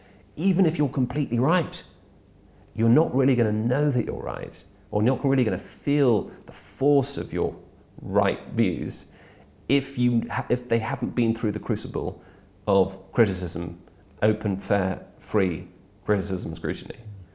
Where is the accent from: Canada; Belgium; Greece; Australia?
Belgium; Brussels, Brussels-Capital Region; I've been a Brexiteer since I was 13. I grew up in Brussels.